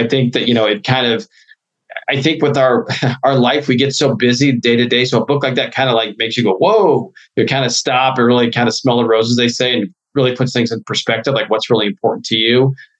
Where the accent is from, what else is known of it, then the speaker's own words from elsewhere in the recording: Midwest, United States; You know, growing up in the Midwest, I love Chicago.